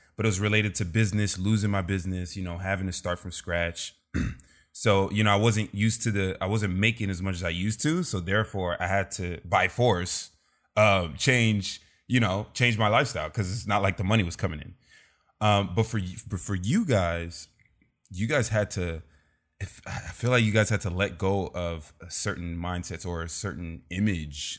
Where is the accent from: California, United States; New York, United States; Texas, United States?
California, United States; Los Angeles; I grew up in South Central L A.